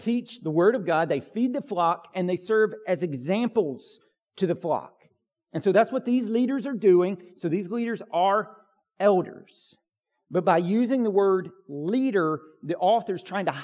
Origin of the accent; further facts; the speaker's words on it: United States; I'm an American individual